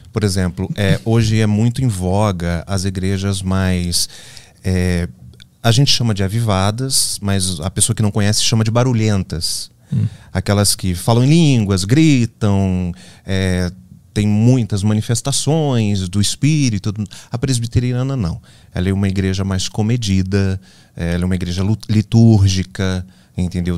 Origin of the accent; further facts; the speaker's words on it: interior of Minas Gerais, Brazil; moved away as an adult; also born or lived in Rio de Janeiro; eu nasci no Rio de Janeiro. Mas aos seis meses eu me mudei para o interior das Minas Gerais, uma cidade bucólica